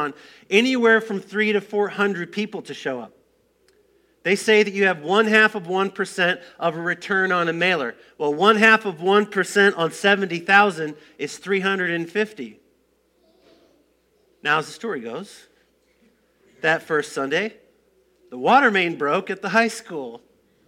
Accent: Moline, Illinois, United States; moved away as an adult; also born or lived in Colorado Springs, Colorado; Now, I grew up in Moline

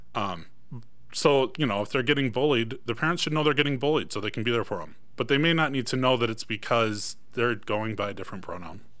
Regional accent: Michigan, United States; moved away as an adult; now in Iron County, Utah, United States; I am originally from Michigan

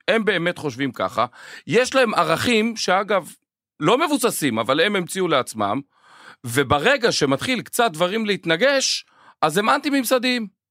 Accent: Israel; אנחנו ישראלים ואוהבים וציונים

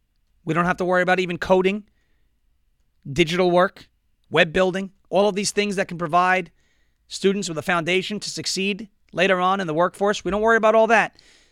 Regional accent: United States; we as American people, as American citizens

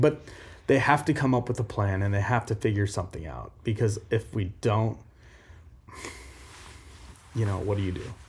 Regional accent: Omaha, Nebraska, United States; I grew up in Omaha.

